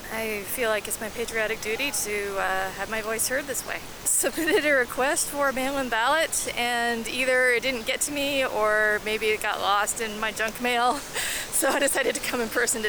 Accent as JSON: {"language": "English", "region": "Kansas", "country": "United States", "moved": "yes", "lives_now": "Honolulu, United States", "said": "I'm originally from Kansas, but I've lived in Honolulu for the past 7 years."}